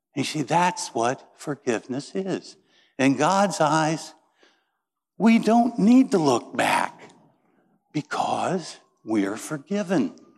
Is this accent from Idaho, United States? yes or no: no; Peru, Indiana, United States; moved away; I grew up in Peru, Indiana